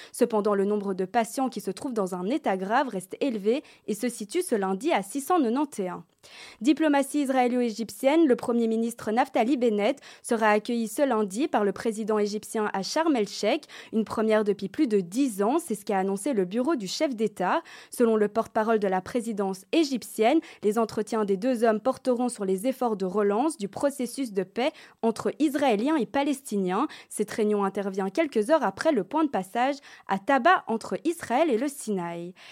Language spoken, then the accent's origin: French; Belgium; chez nous en Belgique